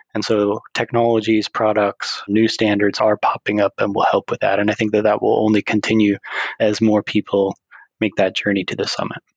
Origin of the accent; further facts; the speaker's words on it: United States; now in Sweden; I am an American living in the Kingdom of Sweden